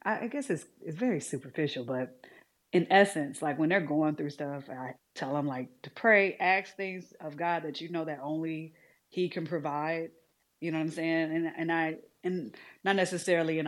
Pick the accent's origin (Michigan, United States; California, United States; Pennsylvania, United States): Michigan, United States; Detroit; I grew up in Detroit